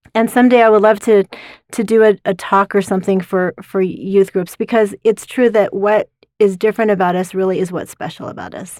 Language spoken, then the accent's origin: English; Utah, United States; I grew up in Utah County